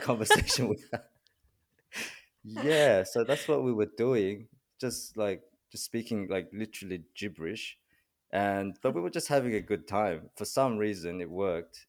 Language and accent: English; Australia; first language Korean; English is a second language; also born or lived in South Korea; born in Korea and grew up in Australia, so I'm de facto bilingual, but, you know, my, my mother tongue is Korean, and I learned English when I moved to Australia when I was seven